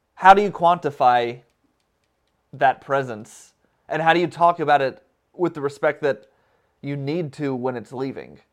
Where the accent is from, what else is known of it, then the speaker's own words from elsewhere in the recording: Alabama, United States; I grew up in Alabama, and I went to school at Alabama, and I've stayed in the South